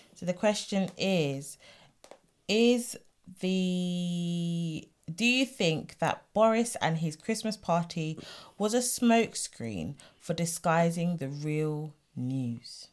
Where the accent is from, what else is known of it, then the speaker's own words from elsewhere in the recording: England, United Kingdom; I'm English and I'm British.